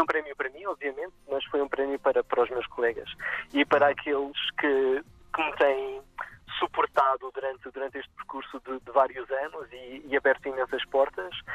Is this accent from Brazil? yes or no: no; Madeira, Portugal; Cresci na Madeira, queria trabalhar cá com as espécies da região